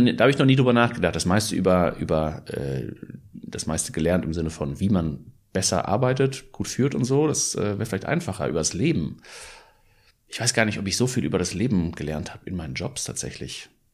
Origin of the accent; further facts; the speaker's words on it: Ruhr area, North Rhine-Westphalia, Germany; ich bin Holländer und Schweizer und bin aber in, im, im äh, Ruhrgebiet aufgewachsen